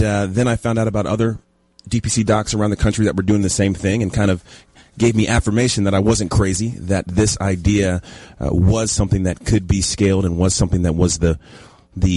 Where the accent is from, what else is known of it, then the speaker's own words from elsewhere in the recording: Dallas, Texas, United States; also born or lived in Los Angeles; I'm from Dallas originally